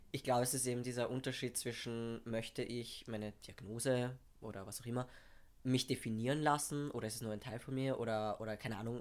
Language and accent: German; Vienna, Austria; ich komme aus Wien, bin halb Pole